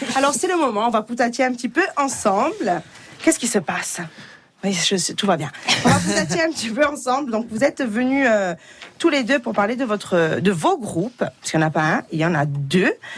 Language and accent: French; Corsica, France; chez nous en Corse